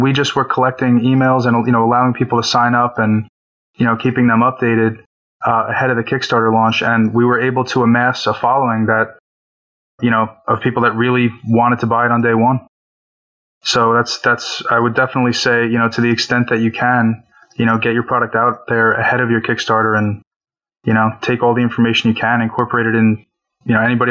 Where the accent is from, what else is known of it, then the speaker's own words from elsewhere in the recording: Woodbridge, New Jersey, United States; I'm from Woodbridge, New Jersey